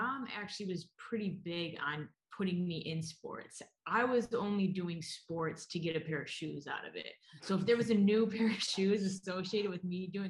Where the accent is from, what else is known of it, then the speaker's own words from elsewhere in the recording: Ortonville, Michigan, United States; So I grew up in Michigan. I grew up an hour north of Detroit in a small town, Ortonville, putting it on the map.